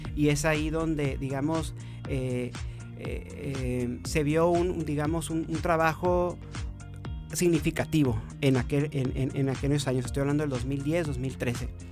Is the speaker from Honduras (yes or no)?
no; Mexicali, Baja California, Mexico; soy de aquí de Mexicali